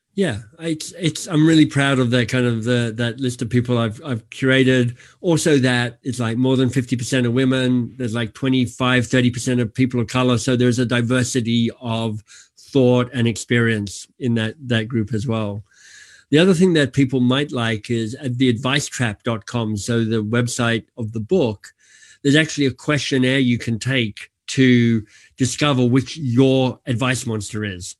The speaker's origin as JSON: {"language": "English", "country": "Australia", "tie": "born or raised there", "moved": "yes", "said": "I'm Australian by birth"}